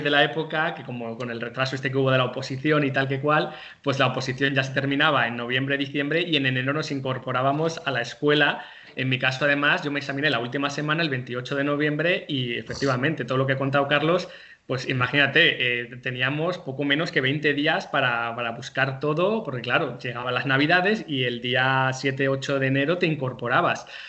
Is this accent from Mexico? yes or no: no; Santander, Cantabria, Spain; moved away as an adult; yo no soy de Madrid, yo soy de Santander